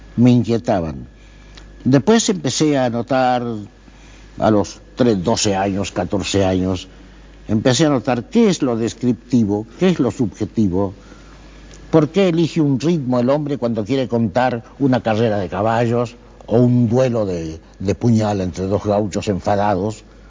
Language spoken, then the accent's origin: Spanish; Pergamino, Buenos Aires Province, Argentina; moved away as an adult; also born or lived in Paris, France / Spain; me anotaron en el Pergamino porque era más fácil llegar. Yo nací en el Campo de la Cruz